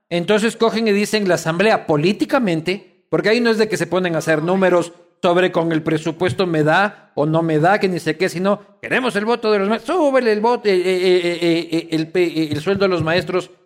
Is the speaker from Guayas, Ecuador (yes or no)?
no; Quito, Pichincha, Ecuador; yo soy quiteño de mal.